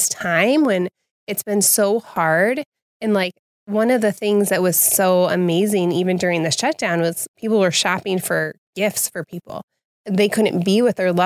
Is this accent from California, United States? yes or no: no; Wheaton, Illinois, United States; I grew up here in Wheaton